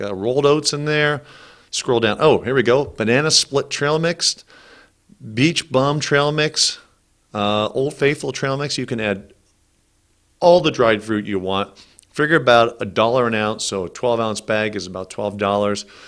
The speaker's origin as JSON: {"language": "English", "region": "California", "country": "United States", "tie": "born or raised there", "said": "I grew up in California"}